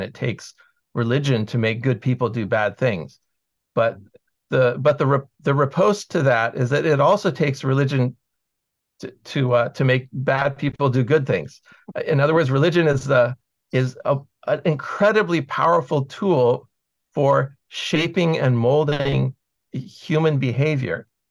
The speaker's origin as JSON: {"language": "English", "country": "United States", "tie": "born or raised there", "said": "I grew up in the American school system"}